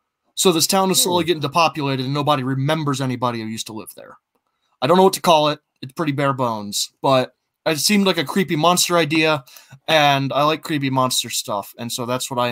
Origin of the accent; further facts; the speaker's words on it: Ohio, United States; I grew up in Ohio